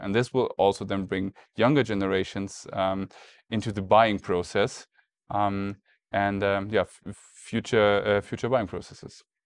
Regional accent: Germany; we're in the U S, obviously, and, um, I'm from Germany

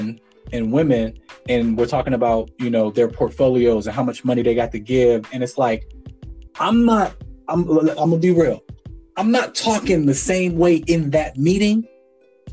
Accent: Farrell, Pennsylvania, United States; Faro is my hometown

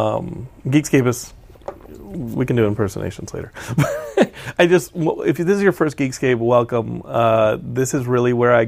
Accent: Austin, Texas, United States; I am from Austin.

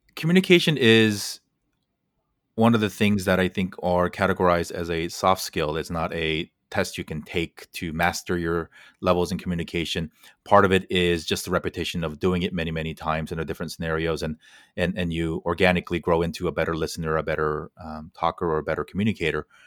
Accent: United States; decades of me growing up in America

